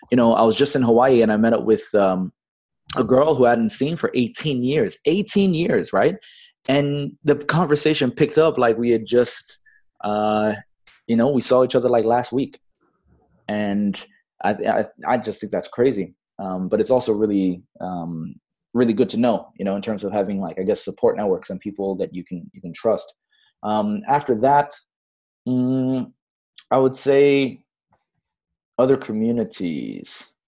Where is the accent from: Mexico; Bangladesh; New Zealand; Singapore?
Bangladesh; also born or lived in Fiji; now in Los Angeles, United States; I was born in Fiji. But then um, I grew up most of my formative years in Bangladesh at an American international school.